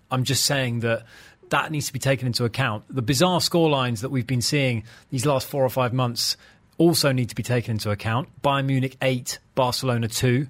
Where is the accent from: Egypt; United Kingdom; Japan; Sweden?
United Kingdom; England; I'm English